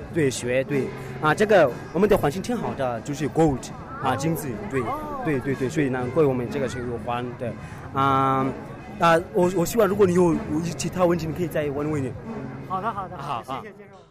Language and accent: Chinese; South Africa; Chinese is a second language; moved away as an adult; now in Beijing, China; 我来自南非